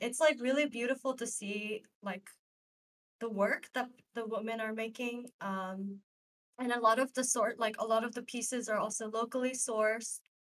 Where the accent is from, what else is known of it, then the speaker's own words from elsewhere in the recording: Dubai, United Arab Emirates; now in New York, United States; I grew up in Dubai